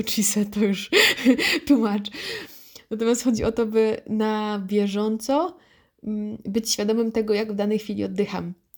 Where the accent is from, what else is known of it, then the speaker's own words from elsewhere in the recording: Wrocław, Lower Silesian Voivodeship, Poland; ja jestem z Wrocławia